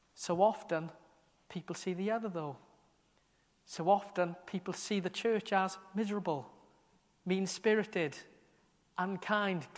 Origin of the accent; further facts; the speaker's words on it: Merthyr Tydfil, Wales, United Kingdom; now in Aberystwyth, United Kingdom; I was born in Merthyr, but now Aberystwyth is a strong part of my identity, a strong part of who I am now, something I chose to do, to move here